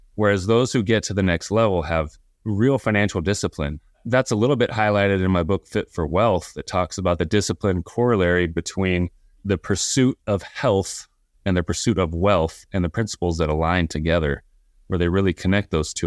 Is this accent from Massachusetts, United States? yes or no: no; Southern California, United States; I grew up here in Southern California